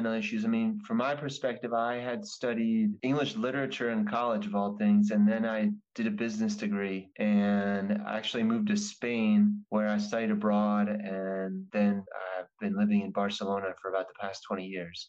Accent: New Jersey, Pennsylvania, New York tri-state area, United States; I am originally from the New Jersey, Pennsylvania, New York, tri-state area

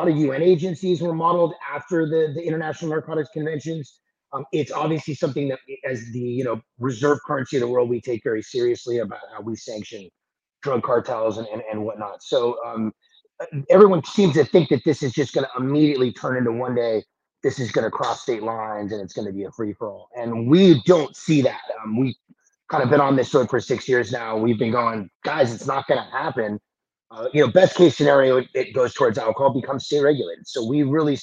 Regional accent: Los Angeles, California, United States; I'm originally from Los Angeles

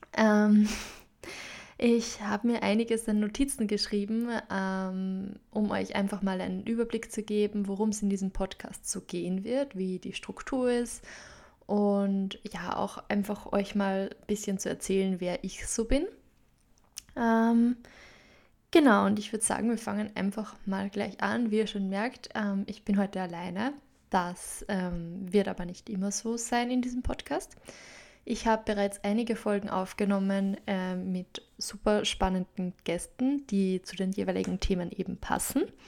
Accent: Upper Austria, Austria; accent: Upper Austrian dialect; also born or lived in London; meinen oberösterreichischen Dialekt, der mir manchmal einfach reinrutschen wird

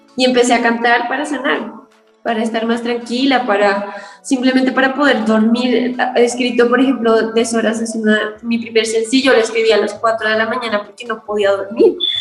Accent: Colombia; Yo soy una cantautora colombiana.

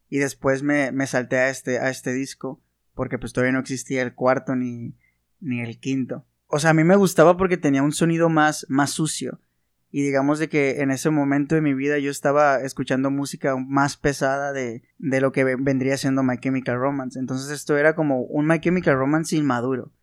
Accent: Sinaloa, Mexico; nosotros somos sinaloenses y aquí en Sinaloa

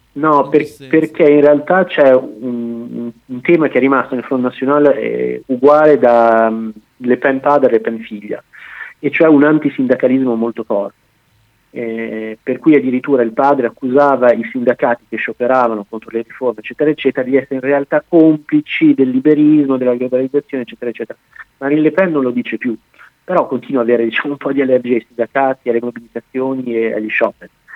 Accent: Bologna, Emilia-Romagna, Italy; moved away as an adult; now in France; io sono di Bologna

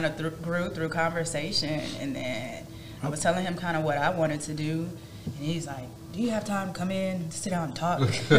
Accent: Midwest, United States; I'm from the Midwest. My dad grilled at any moment.

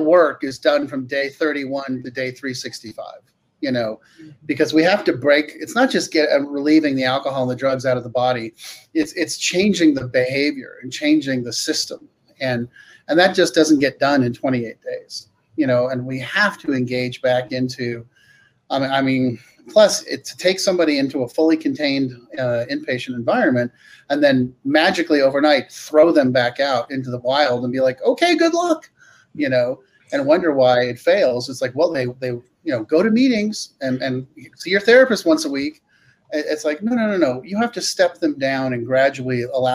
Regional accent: California, United States; I grew up in California

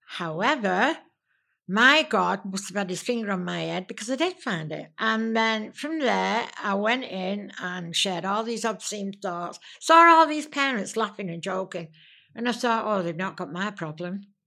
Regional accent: Manchester, North West England, United Kingdom; I am a Mancunian. I was born in Manchester.

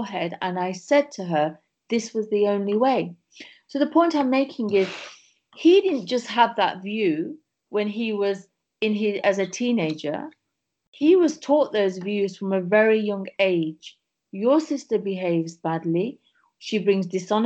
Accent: England, United Kingdom; we were born in England. So I'm one of seven sisters. And I have one brother, and we grew up in England

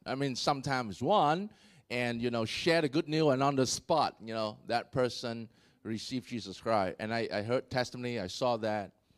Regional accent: Vietnam; I was born in Vietnam

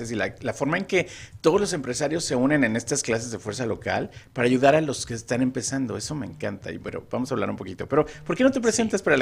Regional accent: Mexico City, Mexico; soy de la Ciudad de México

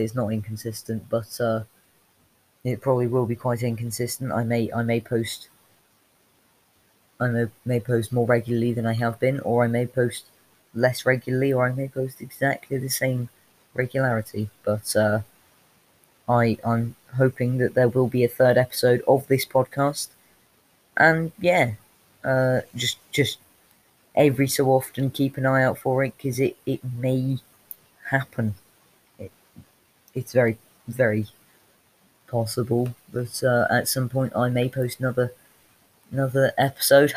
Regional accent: United Kingdom; I'm British

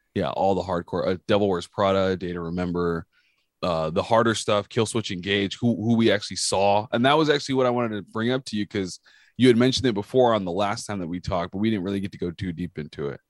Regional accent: California, United States; I'm from California

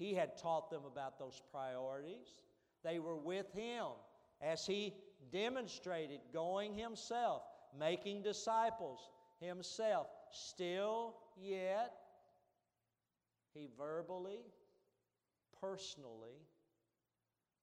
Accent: Eastern Kentucky, United States; I'm from Eastern Kentucky

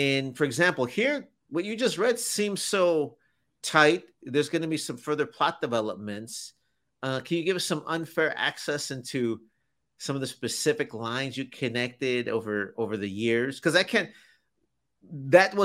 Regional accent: Chicago, Illinois, United States; now in Texas, United States; I grew up in Chicago, and when I got here and they kept saying the frontage road

